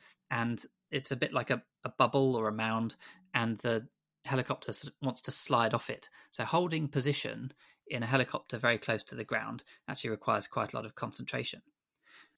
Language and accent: English; Grantham, East Midlands, United Kingdom; moved away as an adult; also born or lived in Exeter; When I was young, I grew up in Grantham in Lincolnshire